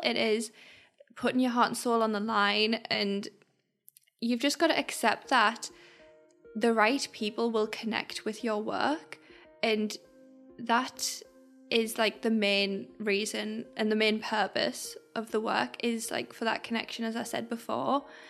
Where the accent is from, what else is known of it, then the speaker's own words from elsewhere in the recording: Sunderland, North East England, United Kingdom; we're from Sunderland